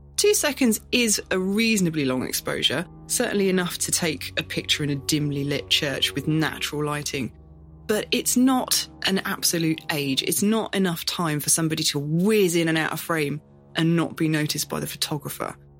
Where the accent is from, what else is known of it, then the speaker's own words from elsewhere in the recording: Northamptonshire, East Midlands, United Kingdom; our home county